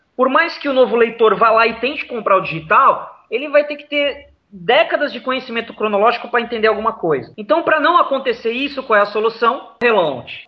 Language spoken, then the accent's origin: Portuguese; Santos, São Paulo, Brazil; eu sou de Santos, no litoral de São Paulo